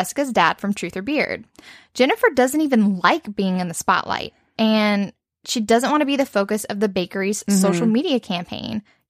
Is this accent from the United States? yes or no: yes; Cajun, Louisiana, United States; We're Cajun.